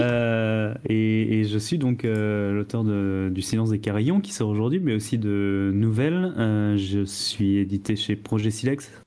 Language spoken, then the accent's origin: French; Alsace, Grand Est, France; j'ai grandi en Alsace